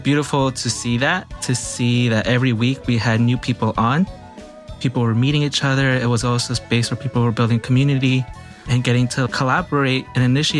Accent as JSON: {"language": "English", "town": "New York City", "region": "New York", "country": "United States", "tie": "born or raised there", "said": "I am born and raised in New York City. My parents are Ecuadorian"}